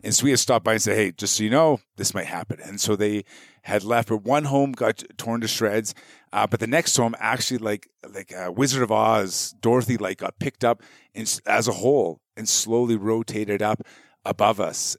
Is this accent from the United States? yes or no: no; Canada; being Canadian